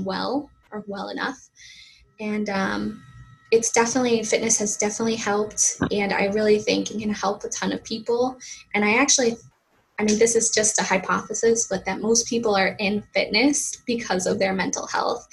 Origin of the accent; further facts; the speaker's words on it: Massachusetts, United States; accent: Boston; I'm originally from Massachusetts, USA.